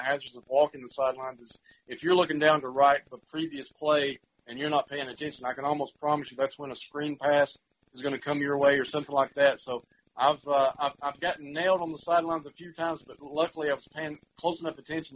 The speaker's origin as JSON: {"language": "English", "town": "South Pittsburg", "region": "Tennessee", "country": "United States", "tie": "born or raised there", "said": "growing up in the Valley"}